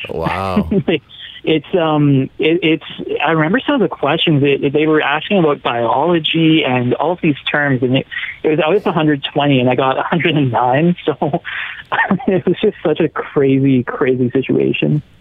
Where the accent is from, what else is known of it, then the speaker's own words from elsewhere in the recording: Edmonton, Alberta, Canada; I was from Edmonton and that I, I was very good at speaking English